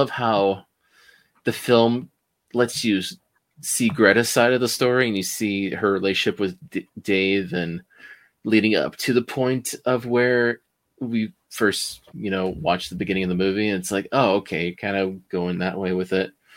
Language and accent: English; Wisconsin, United States; a Wisconsin boy like me